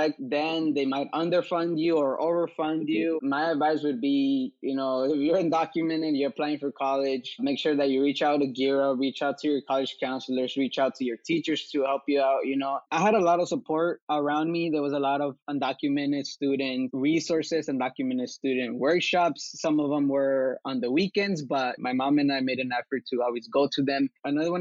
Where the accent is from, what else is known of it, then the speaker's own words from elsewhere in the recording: Los Angeles, California, United States; also born or lived in Mexico; I was raised here in Koreatown in Los Angeles